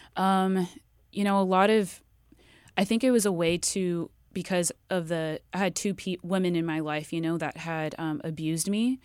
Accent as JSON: {"language": "English", "town": "Riverside", "region": "California", "country": "United States", "tie": "born or raised there", "said": "I grew up in Riverside"}